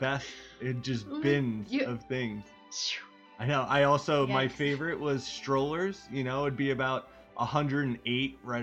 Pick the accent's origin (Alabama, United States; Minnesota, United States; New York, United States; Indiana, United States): New York, United States; Northeast, about an hour east of New York City, United States; I'm from the Northeast, same as Lauren Allison, but about an hour east of New York City, not 2 hours south like they were